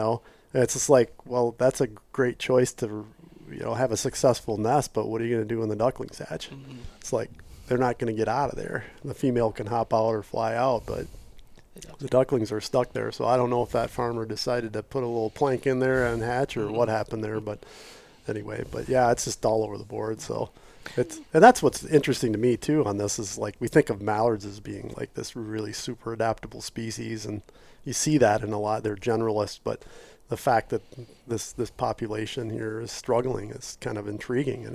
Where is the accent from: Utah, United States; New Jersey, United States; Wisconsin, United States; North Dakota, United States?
Wisconsin, United States; now in Michigan, United States; I grew up in Wisconsin, and I remember as a kid, like, waist-high snow